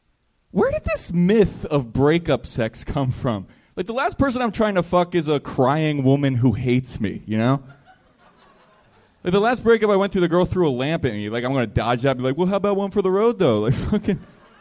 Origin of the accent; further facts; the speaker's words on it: Baltimore, Maryland, United States; also born or lived in New York; I'm originally from Baltimore. Lived in New York the last 5 years. Moved out here a couple months ago.